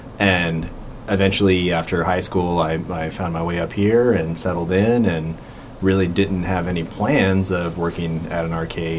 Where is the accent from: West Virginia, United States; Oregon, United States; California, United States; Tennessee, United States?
Oregon, United States; McMinnville; Yeah, so I grew up in McMinnville, about an hour south of here.